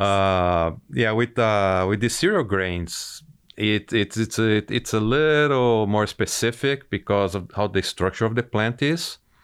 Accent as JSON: {"language": "English", "country": "Brazil", "tie": "born or raised there", "moved": "as an adult", "lives_now": "United States", "said": "I'm originally from Brazil. I grew up on a dairy operation"}